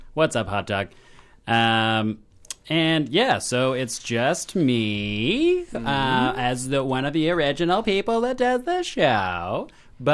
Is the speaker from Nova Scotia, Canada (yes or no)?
no; Toronto, Ontario, Canada; I'm from Toronto.